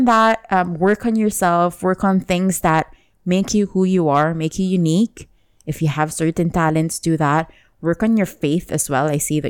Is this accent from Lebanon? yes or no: yes; Lebanon; I go to Lebanon, I go back to my home country